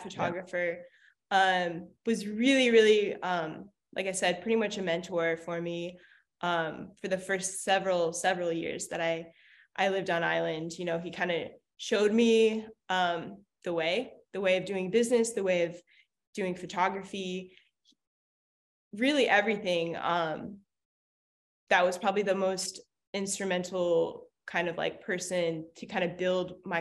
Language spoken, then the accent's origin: English; Hawaii, United States; I'm from Hawaii